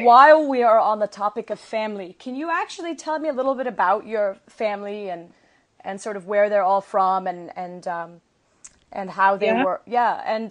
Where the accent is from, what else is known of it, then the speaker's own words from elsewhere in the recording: Saudi Arabia; moved away as an adult; also born or lived in Kuwait; I was born in Kuwait and raised in Saudi Arabia and then came here when I was, you know, in college and so on.